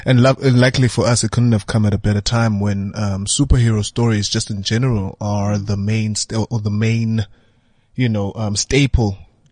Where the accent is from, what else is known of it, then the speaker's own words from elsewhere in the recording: Butterworth, Eastern Cape, South Africa; I'm from Butterworth.